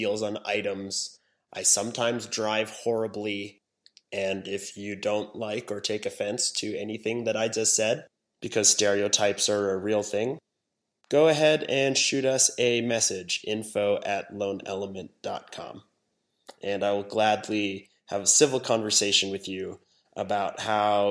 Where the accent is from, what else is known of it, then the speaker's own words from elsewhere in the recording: Hong Kong; moved away; also born or lived in Wyoming, United States; I was born in Hong Kong. I was raised there for years